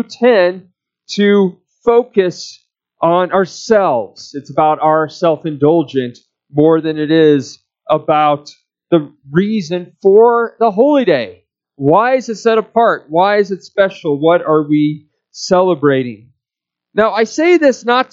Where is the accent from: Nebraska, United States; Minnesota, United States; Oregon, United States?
Nebraska, United States; Omaha; now in Wyoming, United States; in my hometown of Omaha, Nebraska, it was a war zone